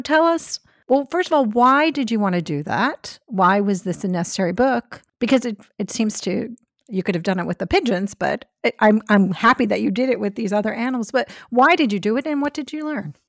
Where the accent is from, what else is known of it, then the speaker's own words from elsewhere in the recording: New York City, New York, United States; I grew up in Brooklyn